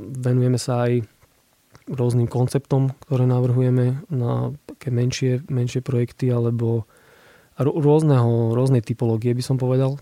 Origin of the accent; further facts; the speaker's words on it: Košice, Košice Region, Slovakia; som z Košic, tak ja tam mám kopec pekných spomienok aj miest, kde sa rád vraciam